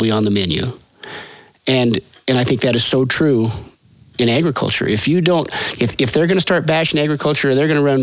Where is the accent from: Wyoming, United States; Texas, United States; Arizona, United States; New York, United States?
Wyoming, United States; Sheridan County; My great-grandfather homesteaded here in Sheridan County in 1882.